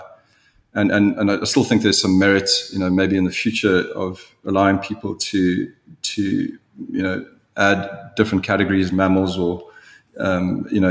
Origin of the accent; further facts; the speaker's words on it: South Africa; being a South African